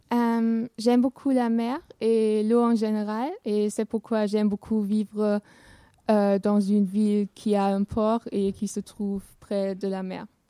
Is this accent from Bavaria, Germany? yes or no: no; Essen, North Rhine-Westphalia, Germany; French is a second language; moved away as an adult; now in Rochefort, France; je viens de Essen qui se trouve à l'ouest de l'Allemagne, mais en ce moment j'habite à Rochefort